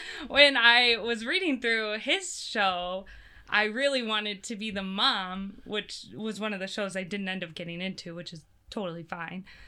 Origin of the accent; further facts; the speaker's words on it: Brandon, South Dakota, United States; I grew up out in Brandon